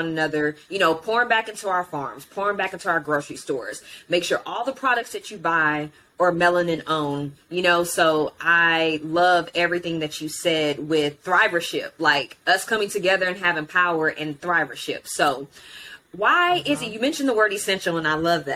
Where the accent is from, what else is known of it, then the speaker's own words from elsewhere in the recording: Houston, Texas, United States; also born or lived in Alief / Fort Bend; I grew up in Houston.